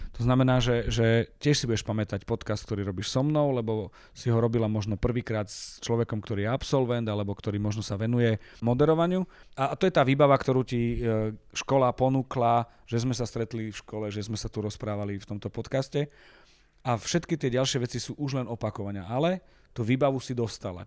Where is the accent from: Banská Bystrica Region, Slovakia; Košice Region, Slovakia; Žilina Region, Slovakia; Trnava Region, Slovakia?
Košice Region, Slovakia; Michalovce; moved away as an adult; now in Bratislava, Slovakia; Ja som hrdý na to, že som z Michaloviec